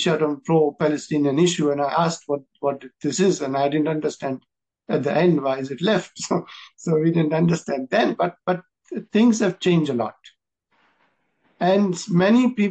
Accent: India; as an Indian

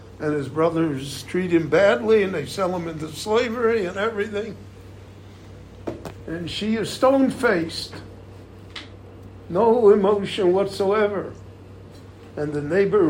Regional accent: Chicago, Illinois, United States; moved away as an adult; also born or lived in Miami Beach; now in Israel; where I grew up in Chicago

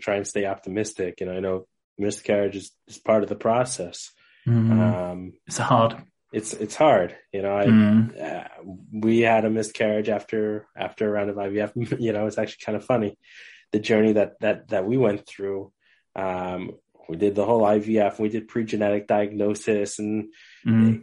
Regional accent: New York, United States; I grew up in New York

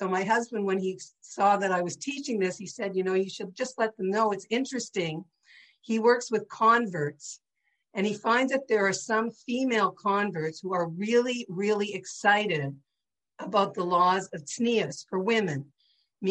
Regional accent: St. Catharines, Ontario, Canada; growing up in St. Catharines in a traditional Jewish home

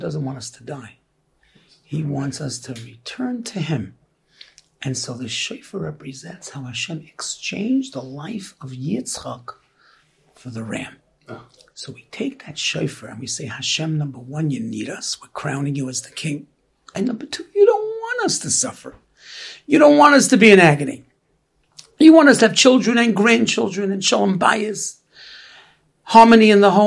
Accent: New York City, New York, United States; we grew up in Brooklyn

